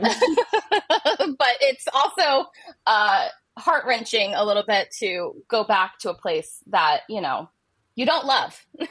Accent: Ohio, United States; moved away; I was raised uh, in Ohio and uh, I grew up in Ohio

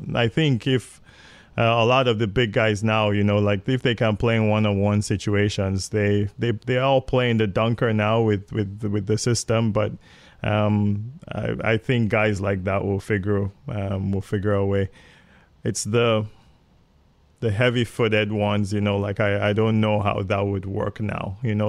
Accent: Nigeria; moved away; also born or lived in England / Toronto, Canada; I grew up in Nigeria. I was, I was born in England, but I only lived there for nine months, and my parents moved back to Nigeria

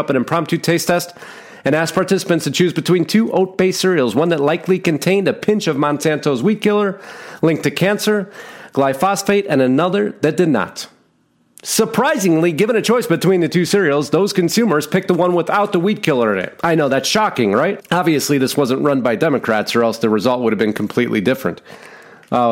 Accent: Arizona, United States; my home state, Arizona

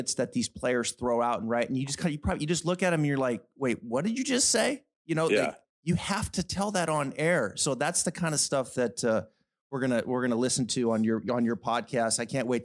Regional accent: Pacific Northwest, United States; I grew up in the Pacific Northwest

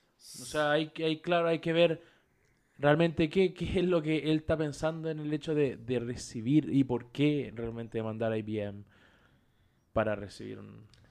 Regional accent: Chile; como chileno

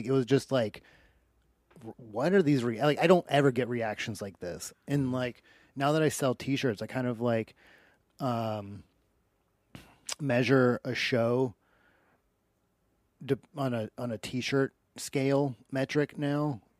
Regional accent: Maine, United States; Just like, but that's kind of what I grew up in Maine. That's all I did was rowdy bars.

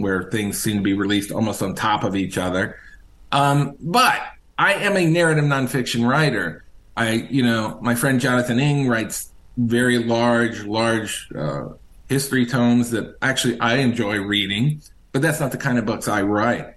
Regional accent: Richmond, Virginia, United States; I'm originally from Richmond, Virginia

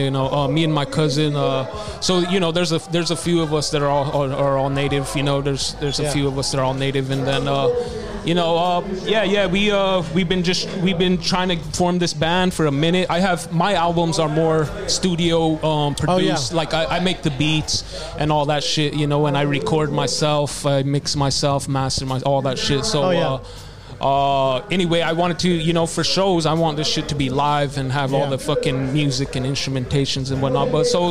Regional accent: Taos Pueblo, New Mexico, United States; So, we come from New Mexico, and there's a lot of natives in New Mexico. Yeah. From the top to the bottom. We're at the very top next to Colorado, and we're a mountain tribe there called Taos Pueblo.

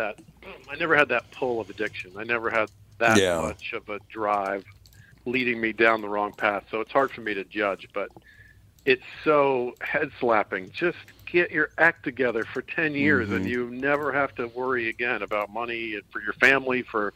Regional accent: Florida, United States; born there; I was born in Florida. I love Florida, but man, Florida does deserve some of the hell that it gets.

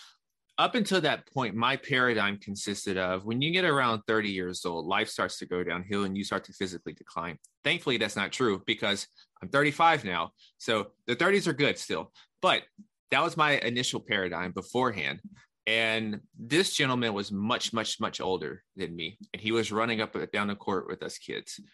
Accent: Nashville, Tennessee, United States; I'm born and raised in Nashville.

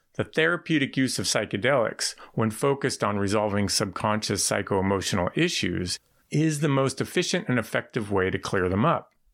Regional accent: San Francisco, California, United States; I was born in San Francisco in 1971 to parents who grew up there

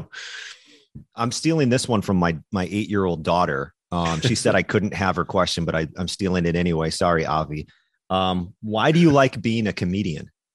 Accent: Minnesota, United States; moved away; also born or lived in Wisconsin; i was born in Minnesota, raised in Minnesota.

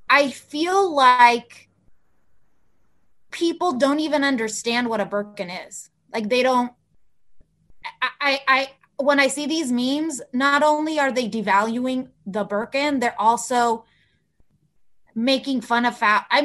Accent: California, United States; first language Spanish; English is a second language; So I went to school all my life in California, and my first language is Spanish, so I can sound American, very American

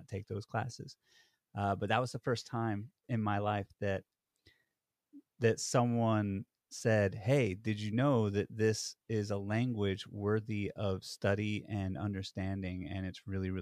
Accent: the South, United States; accent: Southern; also born or lived in Brooklyn, New York City / Washington, D.C. / Baltimore, Maryland; now in New York City, United States; my homegrown accent, my Southern accent

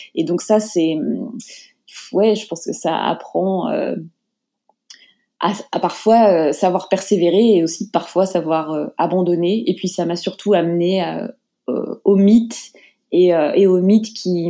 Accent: Paris, Île-de-France, France; moved away as an adult; also born or lived in Japan / United States; je suis née à Paris, dans le 13e arrondissement. J'ai grandi euh, principalement euh, à Paris

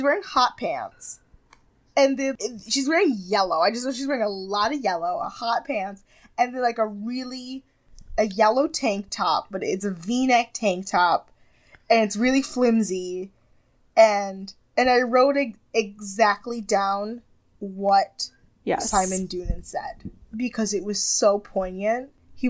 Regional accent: Jamaica; I'm Jamaican!

